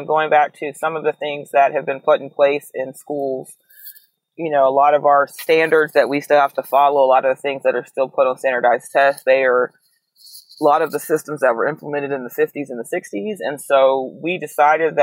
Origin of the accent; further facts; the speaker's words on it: Atlanta, Georgia, United States; moved away as an adult; also born or lived in New Orleans, Louisiana; now in Birmingham, United States; I am originally from Atlanta, Georgia.